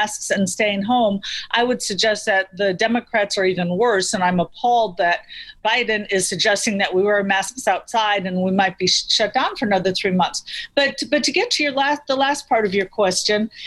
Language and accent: English; near the Wisconsin state line, Illinois, United States; I grew up near the Wisconsin state line. I grew up just south in Illinois.